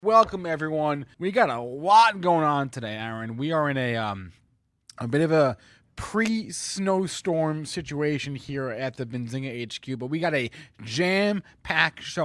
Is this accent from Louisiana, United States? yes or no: no; New Jersey, United States; New Jersey, my home state